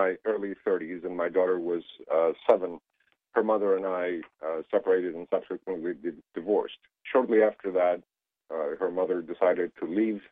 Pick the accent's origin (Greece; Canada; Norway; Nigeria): Greece; moved away as an adult; now in United States; I was born and raised in Greece